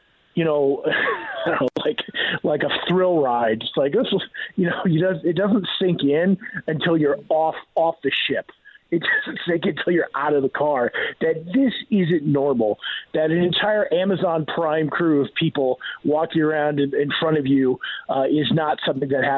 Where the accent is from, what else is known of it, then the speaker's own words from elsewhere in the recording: Iowa, United States; now in Denver, United States; growing up in Iowa. I grew up in, you know, Gopher from the Love Boat. I grew up in his district